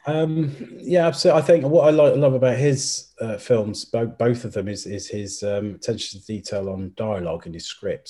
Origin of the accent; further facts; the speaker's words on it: Llandudno, Wales, United Kingdom; moved away; also born or lived in Criccieth, Wales; I went back to my hometown of Llandudno in North Wales.